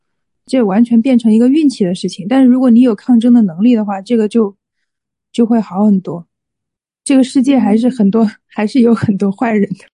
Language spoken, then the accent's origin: Chinese; Hunan, China; 作为一个湖南人。作为一个湖南人，